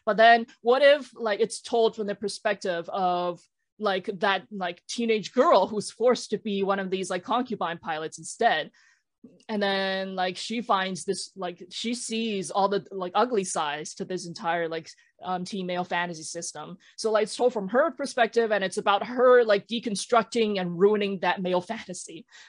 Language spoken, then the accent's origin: English; Canada; I spent years unpacking my thoughts, my feelings about like being Chinese and being Chinese Canadian, being Chinese diaspora.